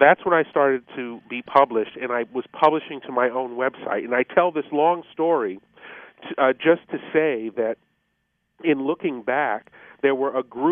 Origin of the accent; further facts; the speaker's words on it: Denver, Colorado, United States; moved away as an adult; I was born and raised in Denver, graduated from George Washington High School